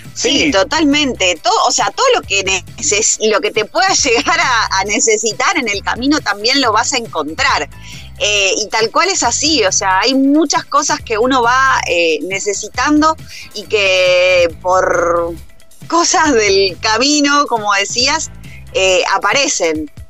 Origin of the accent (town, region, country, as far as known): Rosario, Santa Fe, Argentina; moved away as an adult